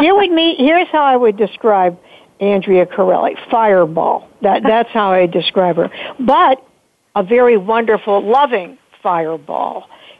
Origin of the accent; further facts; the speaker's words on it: Pittsburgh, Pennsylvania, United States; you all know this is my hometown and I just love Pittsburgh.